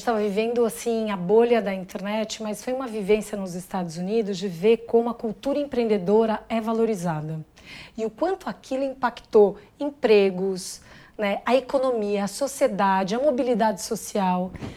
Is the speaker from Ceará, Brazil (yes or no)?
no; São Paulo, Brazil; nasci em São Paulo, mas minha família é do interior, então eu tenho pé na roça